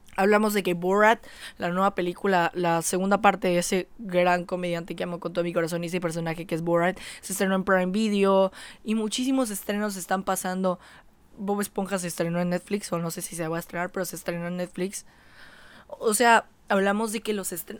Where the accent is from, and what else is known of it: Mexico